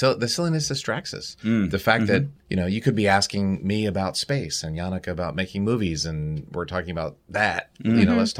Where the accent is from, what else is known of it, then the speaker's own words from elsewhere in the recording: Baltimore, Maryland, United States; I was an Orioles fan growing up. I grew up in Baltimore.